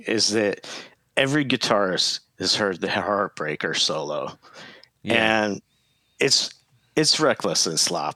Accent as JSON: {"language": "English", "town": "Seattle", "region": "Washington", "country": "United States", "tie": "born or raised there", "said": "I grew up in Seattle"}